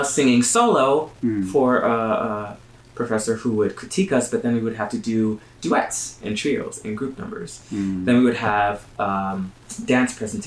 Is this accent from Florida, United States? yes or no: yes; Miami, Florida, United States; moved away as an adult; also born or lived in Windsor, Ontario; I'm from Miami, Florida, born and raised in the County of Dade.